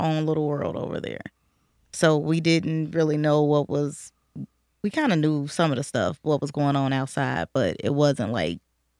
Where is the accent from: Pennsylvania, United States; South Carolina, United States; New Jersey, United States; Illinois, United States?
Illinois, United States; Chicago; Austin area. I grew up on Central in between Chicago Avenue and Lake Street.